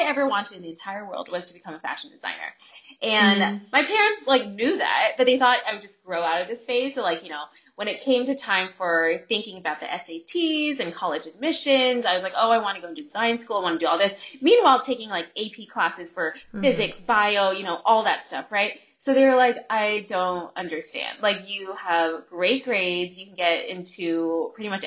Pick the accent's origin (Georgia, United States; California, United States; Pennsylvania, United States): California, United States; also born or lived in Bay Area; I actually grew up in Southern California and Northern California